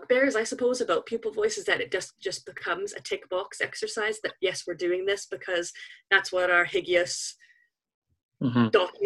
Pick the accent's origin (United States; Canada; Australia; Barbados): Canada; moved away as an adult; now in Scotland, United Kingdom; I grew up in Canada, if you're wondering where the kind of funny accent comes from. It's a little bit mixed